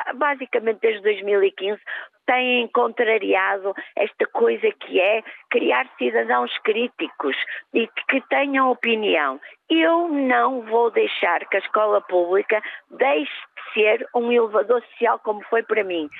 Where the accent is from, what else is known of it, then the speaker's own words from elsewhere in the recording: Porto, Norte, Portugal; Eu sou do Porto